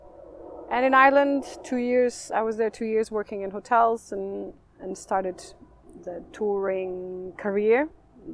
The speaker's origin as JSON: {"language": "English", "region": "northeast Portugal", "country": "Portugal", "tie": "born or raised there", "also_born_or_lived": "Coimbra, Portugal", "moved": "yes", "lives_now": "London, United Kingdom", "said": "I grew up in the northeast, mm-hmm. Towards the mountains, so between two wine regions"}